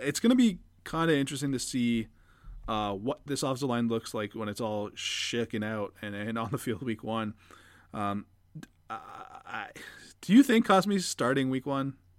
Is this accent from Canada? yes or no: yes; Canada; As a Canadian